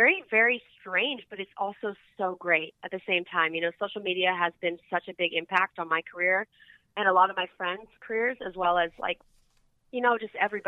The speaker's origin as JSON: {"language": "English", "town": "Malibu", "region": "California", "country": "United States", "tie": "born or raised there", "also_born_or_lived": "Hana, Maui, Hawaii", "said": "I grew up in Malibu, and I lived in Hana, Maui for a while."}